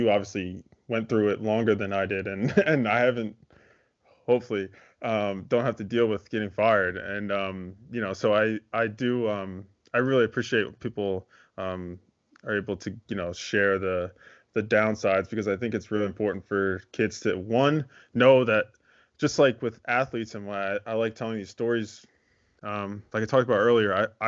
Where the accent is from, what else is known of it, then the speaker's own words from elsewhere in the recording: Philadelphia, Pennsylvania, United States; I'm from Philadelphia, like suburbs of Philadelphia